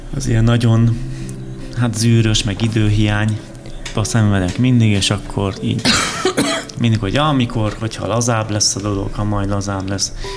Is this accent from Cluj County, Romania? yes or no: no; Odorheiu Secuiesc, Harghita County, Romania; now in Hungary; én Erdélyből származom